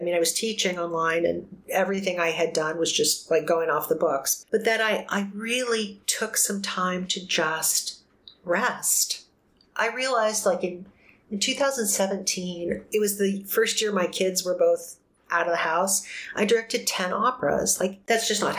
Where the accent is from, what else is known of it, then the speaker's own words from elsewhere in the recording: New Mexico, United States; now in Arizona, United States; being that little kid growing up in New Mexico